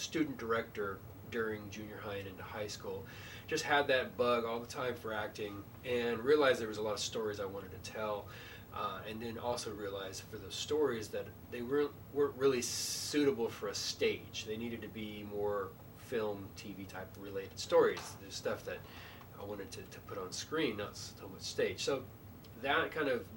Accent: Bulverde, Texas, United States; also born or lived in San Antonio, Texas; Grew up in Bull Verde, Texas, and San Antonio

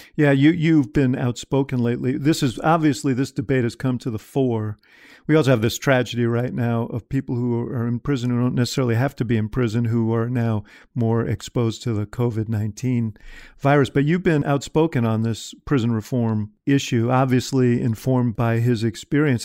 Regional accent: Chicago, Illinois, United States; I'm a Chicagoan

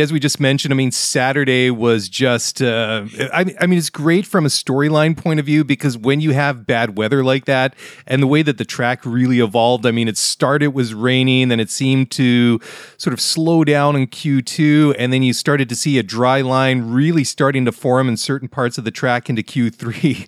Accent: Vancouver, British Columbia, Canada; my hometown of Vancouver

